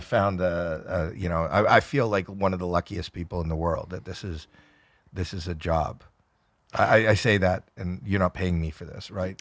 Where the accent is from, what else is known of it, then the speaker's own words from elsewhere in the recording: Canada; I'm Canadian